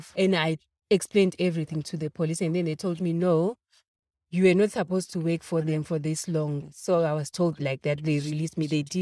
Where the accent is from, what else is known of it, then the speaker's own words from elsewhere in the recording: Zimbabwe; moved away as an adult; now in Johannesburg, South Africa; I'm from Zimbabwe. I came here in 2008